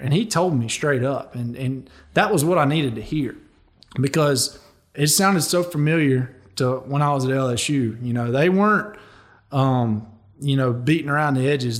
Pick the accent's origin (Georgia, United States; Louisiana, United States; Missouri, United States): Louisiana, United States; I chose to go play for my home state school, the L S U Tigers